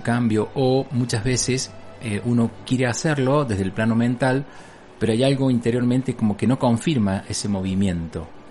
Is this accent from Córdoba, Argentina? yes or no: yes; Bell Ville, Córdoba, Argentina; now in Capilla del Monte, Argentina; de la ciudad de Belville, que es mi pueblo natal